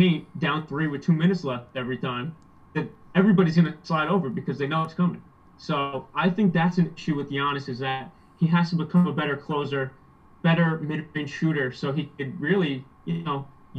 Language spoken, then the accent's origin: English; New York, United States; I'm a New Yorker.